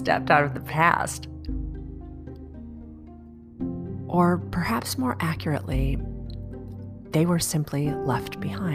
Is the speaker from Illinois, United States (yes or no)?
yes; Chicago, Illinois, United States; born or raised there